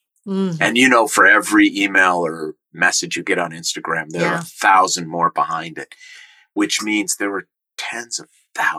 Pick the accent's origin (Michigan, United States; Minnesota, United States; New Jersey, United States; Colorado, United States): Minnesota, United States; I grew up in Minnesota. We swim in lakes in Minnesota